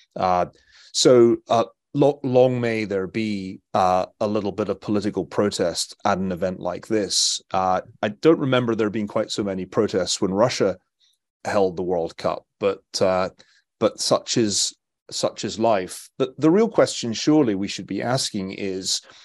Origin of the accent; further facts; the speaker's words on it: Scotland, United Kingdom; as a Scotsman